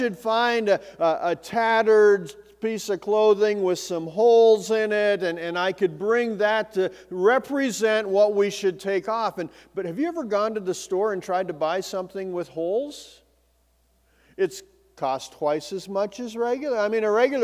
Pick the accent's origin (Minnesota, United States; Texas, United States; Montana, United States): Montana, United States; Bozeman; also born or lived in Belgrade, Montana; as a kid, I grew up in Bozeman in Belgrade